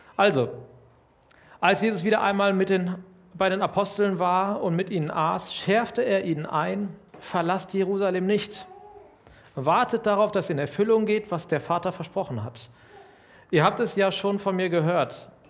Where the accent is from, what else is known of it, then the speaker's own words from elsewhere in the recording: Lüdenscheid, North Rhine-Westphalia, Germany; Ich komme aus Lüdenscheid, einer mittelkleinen Stadt in Nordrhein-Westfalen